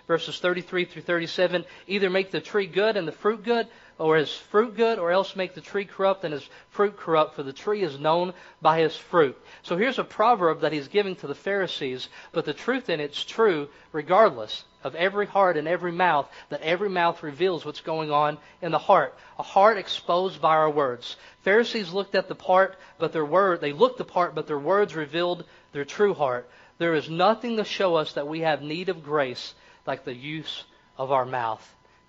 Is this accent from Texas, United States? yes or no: no; Kentucky, United States; accent: Kentucky; Or in my place, it discovers that I am from the country. I talk, I sound like I'm from Kentucky.